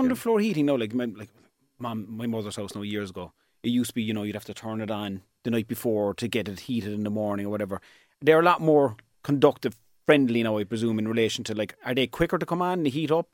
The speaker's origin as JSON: {"language": "English", "area": "East Cork", "region": "Munster", "country": "Ireland", "said": "I'm from East Cork and that's where my business is."}